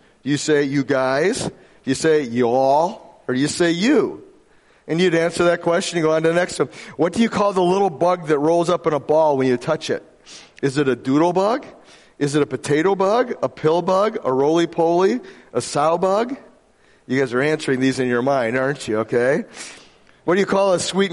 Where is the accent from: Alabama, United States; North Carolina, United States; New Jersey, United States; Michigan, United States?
Michigan, United States; Grand Rapids; I was from Grand Rapids, Michigan, which I happened to be born there.